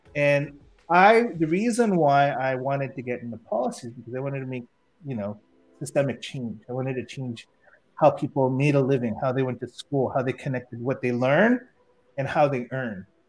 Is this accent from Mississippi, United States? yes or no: no; San Francisco, California, United States; moved away as an adult; also born or lived in Philippines; I grew up in San Francisco